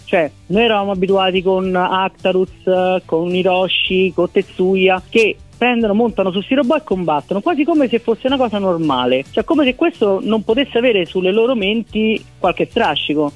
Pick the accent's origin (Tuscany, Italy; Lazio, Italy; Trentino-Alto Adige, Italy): Lazio, Italy; Rome; io sono di Roma